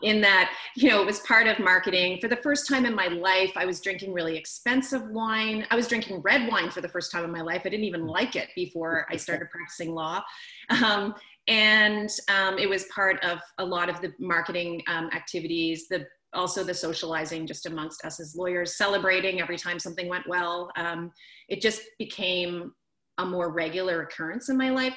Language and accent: English; Canada; I'm from Canada, I moved back to the other side of the country where I'm from